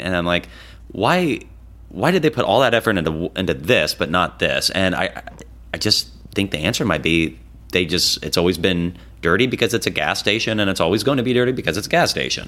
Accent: Des Moines, Iowa, United States; Des Moines, you know, my hometown

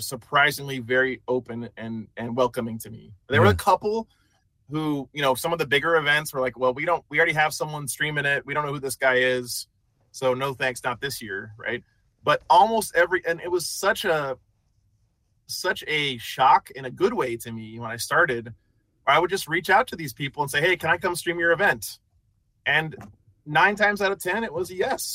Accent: New Mexico, United States; I'm some guy from New Mexico

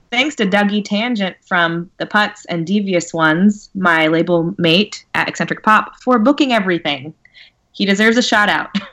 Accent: California, United States; I'm from California

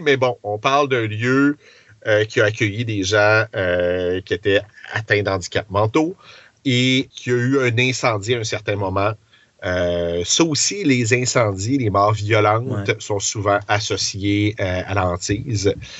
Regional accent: Quebec City, Quebec, Canada; j'ai grandi à Beauport, je reste maintenant à sainte

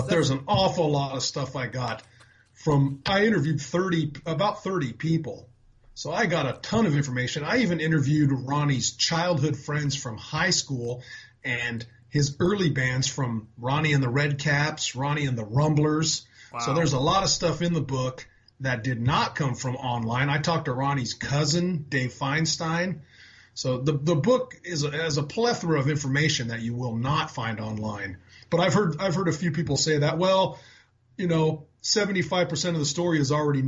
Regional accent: San Diego, California, United States; I was only an hour and a half from L.A. growing up in San Diego

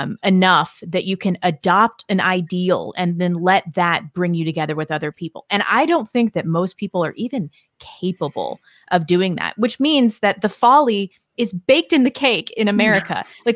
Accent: California, United States; because we're all from California too

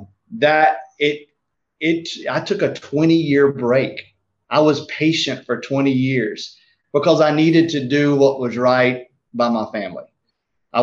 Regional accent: South Georgia, United States; now in Marietta, United States; I grew up in South Georgia where we didn't even know what mulch was

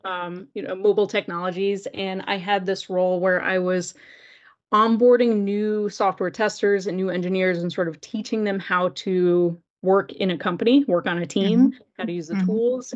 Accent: North Carolina, United States; moved away as an adult; also born or lived in Gainesville, Florida; I grew up in North Carolina

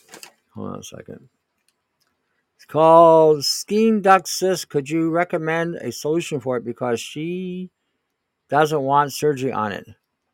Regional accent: Pickering, Ontario, Canada; now in British Columbia, Canada; I grew up in Pickering, but I live in BC for the past 20.

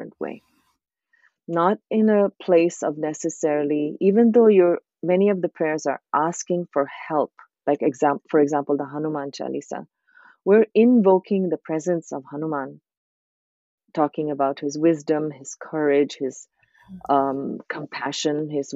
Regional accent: India; moved away; also born or lived in Thailand / Canada / New York City; I grew up in India where we're surrounded by these type of practices

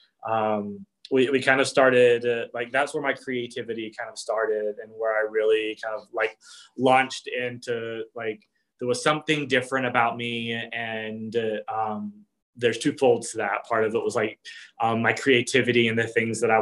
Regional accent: South Georgia, United States; accent: Southern; moved away; I'm originally from South Georgia. So here and there, you'll hear like a little Southern accent pop in and out

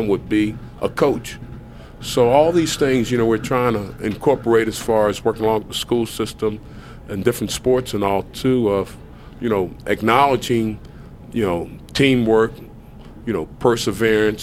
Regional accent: Camden, New Jersey, United States; moved away as an adult; also born or lived in Kentucky / Kansas City / Buffalo; I'm from Camden, New Jersey, right across from Philadelphia.

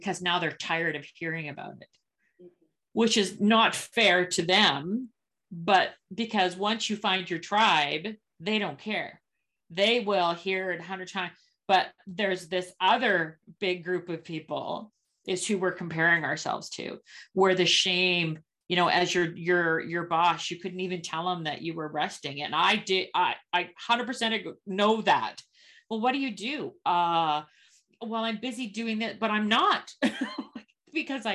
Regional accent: Canada; I'm a Canadian.

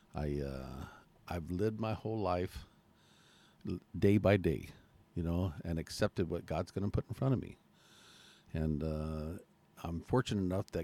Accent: Chandler, Arizona, United States; also born or lived in Mesa, Arizona; I was born in Mesa, raised in Chandler

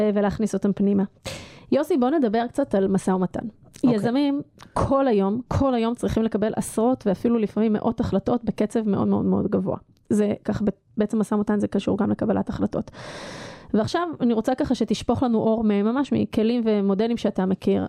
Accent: Israel

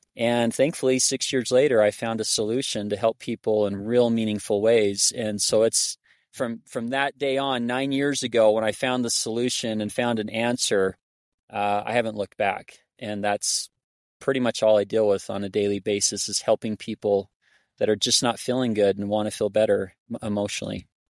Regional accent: Arizona, United States; now in Hyrum, United States; I grew up in Arizona

